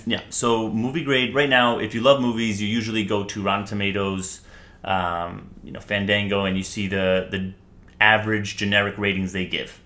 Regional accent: New York City, New York, United States; I am from New York City born and raised in Manhattan.

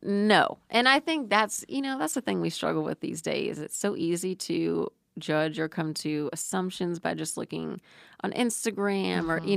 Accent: New Braunfels, Texas, United States; I grew up in New Braunfels, Texas

